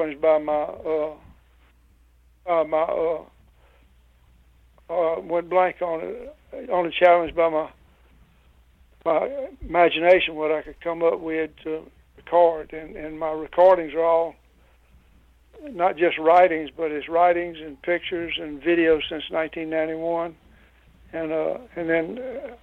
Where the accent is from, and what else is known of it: Louisiana, United States; born or raised there